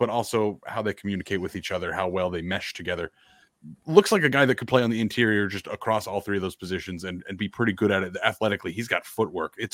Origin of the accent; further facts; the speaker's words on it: Idaho, United States; Southern Idaho, and I, I, think a lot of people are from Southern Idaho. Not a whole lot of college talent produced in Jerome, Twin Falls area.